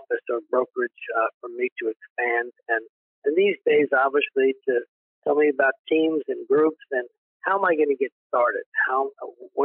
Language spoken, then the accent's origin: English; East Coast, United States; now in Texas, United States; I basically was born and raised in the East Coast, went to college on the East Coast.